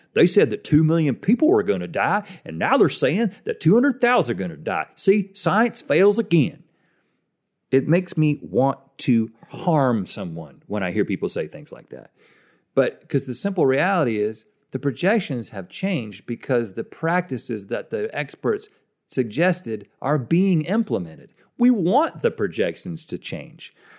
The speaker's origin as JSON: {"language": "English", "country": "United States"}